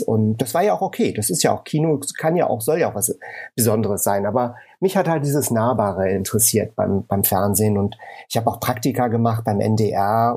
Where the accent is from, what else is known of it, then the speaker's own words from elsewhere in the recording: Hamburg, Germany; moved away as an adult; also born or lived in England / Texas / Los Angeles; Ich äh, komme ursprünglich aus Hamburg bin gebürtiger Hamburger, bin aber dann nach dem Studium oder zum Studium schon nach England gegangen